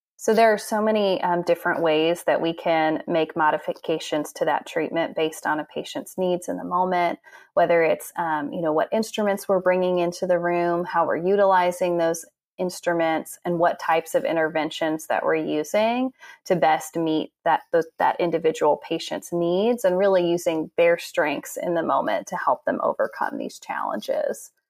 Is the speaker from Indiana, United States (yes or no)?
yes; Noblesville, Indiana, United States; moved away as an adult; now in Nashville, United States; I'm from Noblesville, Indiana, originally